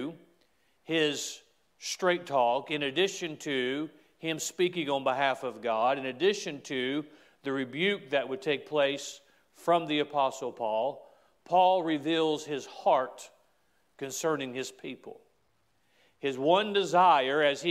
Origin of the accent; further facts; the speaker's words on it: United States; I am an American